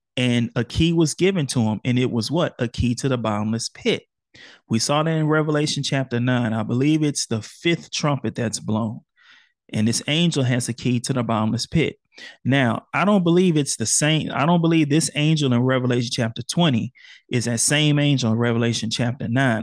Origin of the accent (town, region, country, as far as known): Houston, Texas, United States; born or raised there